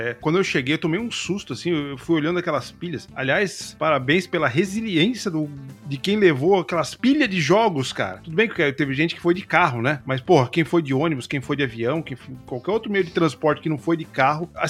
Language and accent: Portuguese; Alegre, Espírito Santo, Brazil; Nós somos de, de Alegre mesmo.